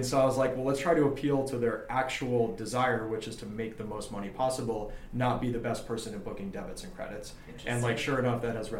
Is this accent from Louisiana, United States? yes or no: no; Los Angeles, California, United States; Yeah, I'm born and raised